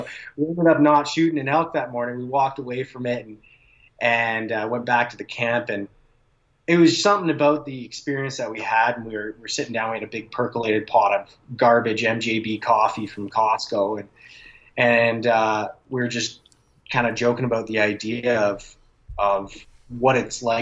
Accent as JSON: {"language": "English", "town": "Calgary", "region": "Alberta", "country": "Canada", "tie": "born or raised there", "said": "My dad moved out to New Brunswick, uh, and he had a farm out there. And I grew up in Calgary"}